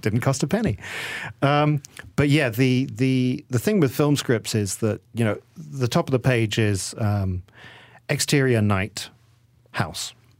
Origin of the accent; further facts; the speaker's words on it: England, United Kingdom; moved away as an adult; now in Malaysia; I am Malaysian, and, but I grew up in, in England. And so when I came back after twenty years of living there